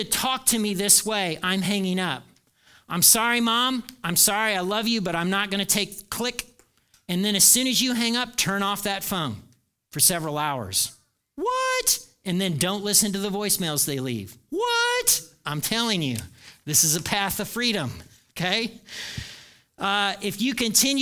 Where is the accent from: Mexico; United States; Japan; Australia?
United States; Indiana; moved away; I grew up in Nowhere, Indiana